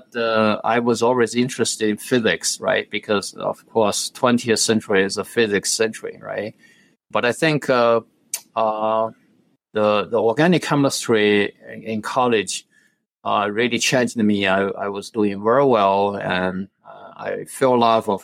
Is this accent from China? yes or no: yes; China; now in United States; I was born in China. When I was young, I was in a strange environment. It was really it's a place with a lot of highly educated individuals when I grew up